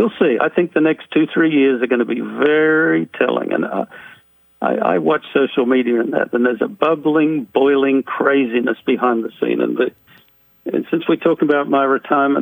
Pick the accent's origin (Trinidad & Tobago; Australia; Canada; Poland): Australia; moved away as an adult; now in United States; While I grew up in Australia, I have lived in the U.S. for over 45 years.